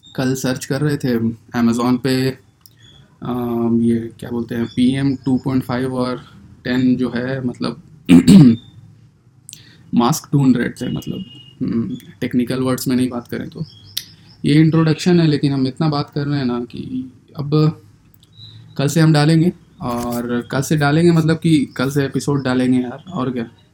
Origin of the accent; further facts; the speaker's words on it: Bihar, India; बिहार के हैं पटना में रहते हैं